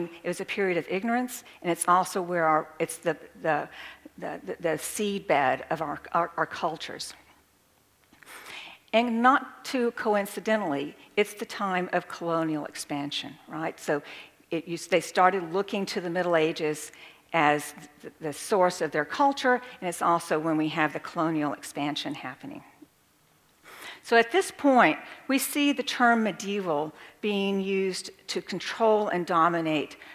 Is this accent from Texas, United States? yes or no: yes; rural Texas, United States; I come from a very rural part of Texas, and we have Gothic buildings there